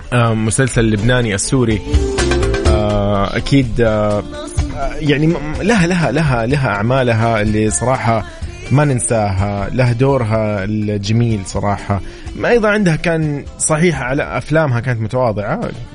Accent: Saudi Arabia; نحن السعوديين

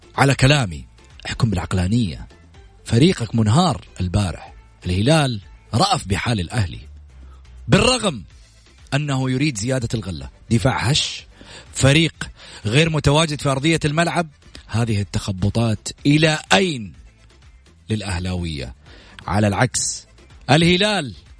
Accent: Saudi Arabia

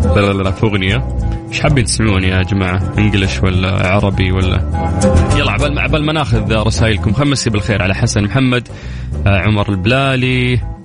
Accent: Saudi Arabia; كلنا كسعوديين

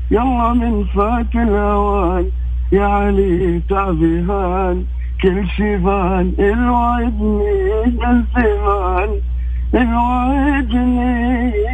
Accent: Mecca, Makkah Province, Saudi Arabia; من مكه

